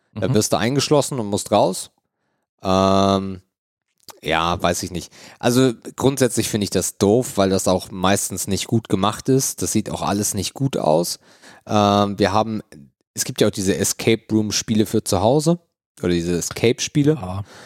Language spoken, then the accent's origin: German; near Elmshorn, Schleswig-Holstein, Germany; als ich in Emshorn als Kind war. Emshorn ist die nächstgrößere Stadt, wo ich herkomme